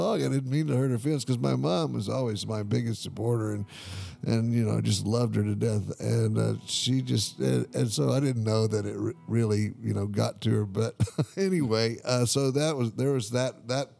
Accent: Houston, Texas, United States; growing up in Houston, Texas

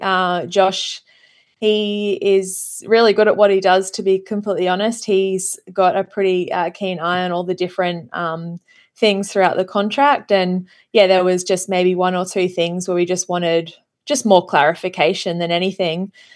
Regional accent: Australia; as an Australian being, living down here

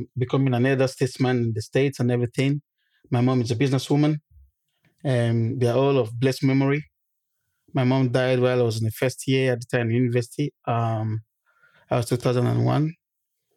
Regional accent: Nigeria; moved away as an adult; also born or lived in Manchester, United Kingdom / Jos, Nigeria; now in United Kingdom; I'm from Nigeria originally. I came to this country the fall of 2006.

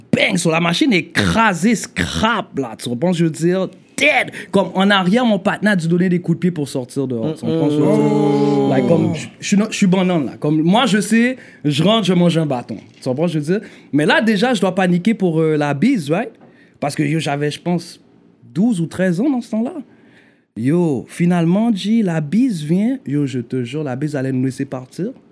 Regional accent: Montreal, Quebec, Canada; also born or lived in Port-au-Prince, Haiti; j'ai grandi dans le Nord.

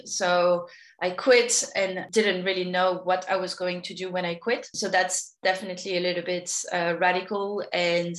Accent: Paris, Île-de-France, France; moved away as an adult; also born or lived in Sydney; now in Australia; I've been living in Australia for 10 years, but I grew up in Paris

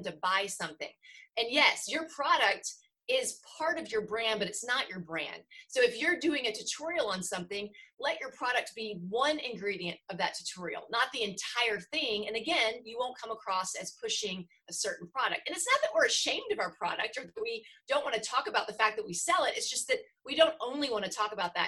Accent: the South, United States; I'm from the South

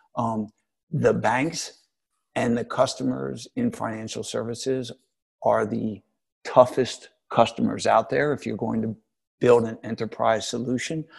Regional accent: United States; moved away as an adult; also born or lived in New York; now in London, United Kingdom; I'm an American.

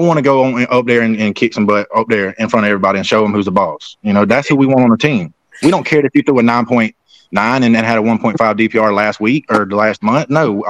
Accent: South Carolina, United States; No, because I'm from South Carolina.

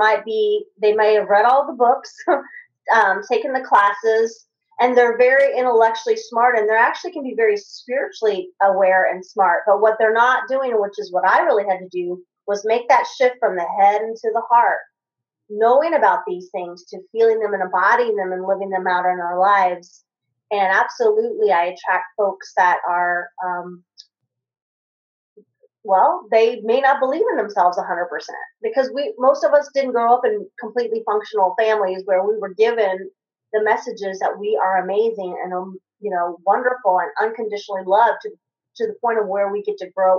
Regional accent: Kentucky, United States; I grew up in Kentucky

